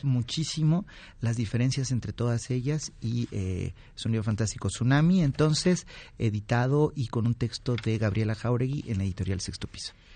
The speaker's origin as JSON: {"language": "Spanish", "region": "Oaxaca", "country": "Mexico", "said": "oaxaqueña, ahora te voy a decir el, nombre, una paisana mía"}